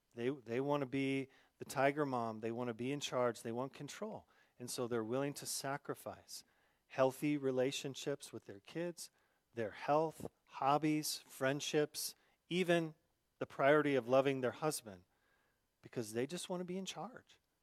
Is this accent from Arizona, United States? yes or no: yes; Arizona, United States; growing up in Arizona